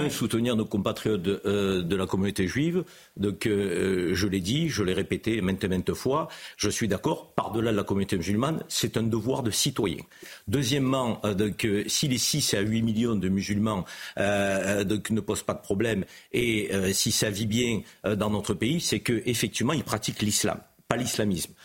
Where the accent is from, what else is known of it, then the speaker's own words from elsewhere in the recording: Marseille, Provence-Alpes-Côte d'Azur, France; en tant que Marseillais